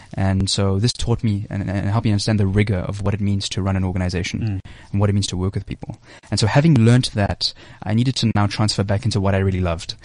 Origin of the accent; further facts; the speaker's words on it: South Africa; I'm from South Africa.